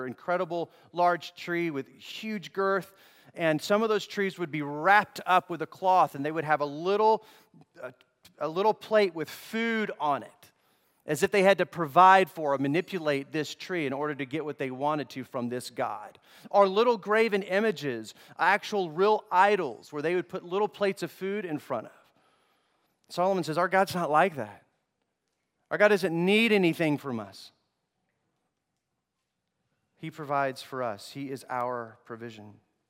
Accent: Togo; I grew up in Togo, West Africa.

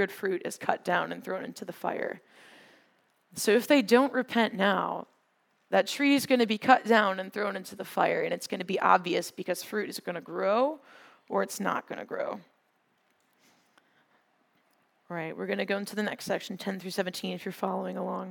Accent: Wisconsin, United States; I'm from Wisconsin. There's a lot of farms and fields. When we go on field trips sometimes, we went on a field trip to a dairy farm when I was in middle school

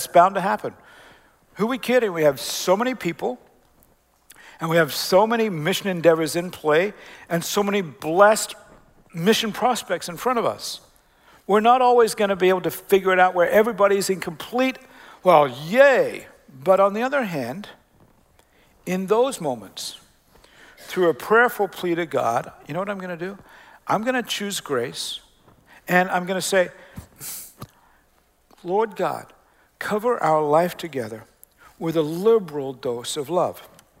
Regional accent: Decatur, Illinois, United States; also born or lived in Australia / Canada / Oklahoma; And I always say, well, we're from Central Illinois. We're from Decatur. We're from First Christian Church.

